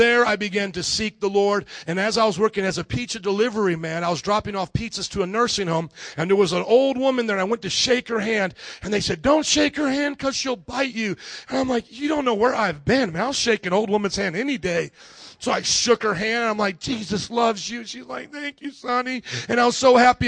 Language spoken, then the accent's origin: English; Fort Wayne, Indiana, United States; now in Houston, United States; I was born and raised in Indiana, Fort Wayne, Indiana, about 300,000 people there